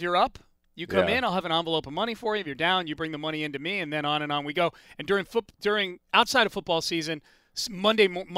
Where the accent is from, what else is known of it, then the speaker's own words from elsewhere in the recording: Connecticut, United States; I was living in Connecticut after college. I was back in my hometown